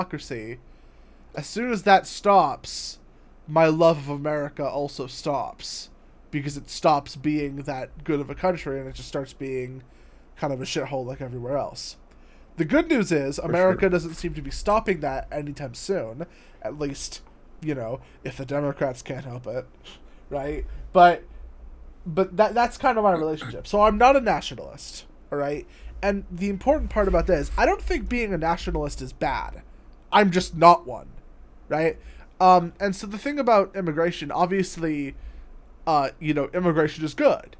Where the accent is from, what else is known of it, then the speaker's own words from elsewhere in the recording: United States; I'm an American